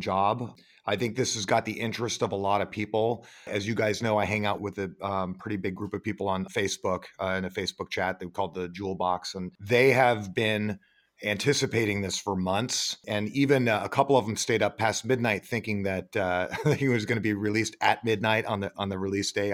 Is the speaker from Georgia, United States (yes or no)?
no; Sonoma, California, United States; moved away as an adult; also born or lived in Florida; I'm up in Sonoma, my hometown